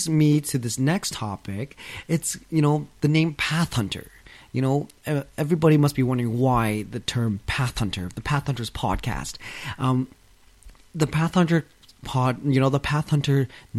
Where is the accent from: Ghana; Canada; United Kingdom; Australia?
Canada; London, Ontario; I was born and raised in London, Ontario, 2 hours out of Toronto, Canada.